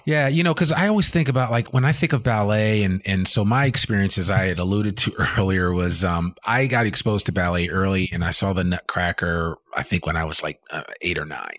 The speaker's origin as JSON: {"language": "English", "region": "New Jersey", "country": "United States", "tie": "born or raised there", "also_born_or_lived": "Richmond, Virginia / San Francisco", "moved": "yes", "said": "I was originally born in Richmond, Virginia, but I grew up in New Jersey"}